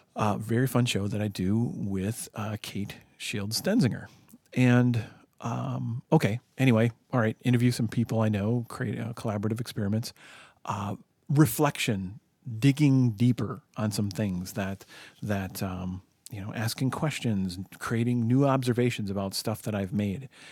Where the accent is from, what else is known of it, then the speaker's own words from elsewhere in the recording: United States; I'm an American.